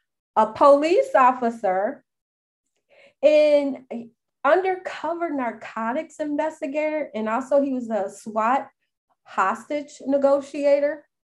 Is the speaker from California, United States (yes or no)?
no; Chicago, Illinois, United States; I'm born and raised in Chicago